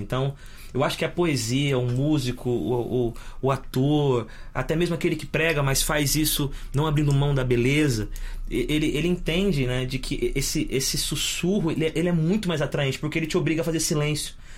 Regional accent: São Paulo, Brazil; eu e meus irmãos nascemos todos em São Paulo

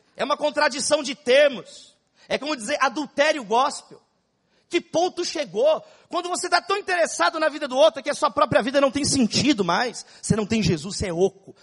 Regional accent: São Paulo, Brazil; São Paulo, onde eu nasci, na cidade de São Paulo. Eu sou paulista, paulistano e São Paulino

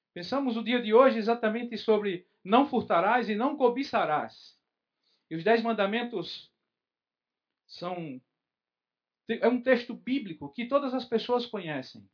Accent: Recife, Pernambuco, Brazil; moved away; O meu sotaque é herança do meu povo, de onde vim

